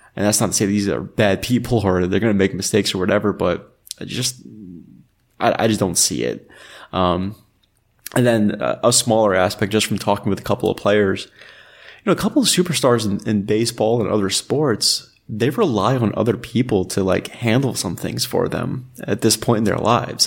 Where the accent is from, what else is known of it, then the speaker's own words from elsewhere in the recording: New York, United States; I grew up in New York